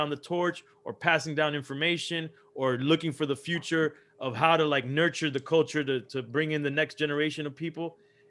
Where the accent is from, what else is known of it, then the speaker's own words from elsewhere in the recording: Cuba; I grew up around Colombians, you know, I'm Cuban, but I grew up around a lot of Colombians.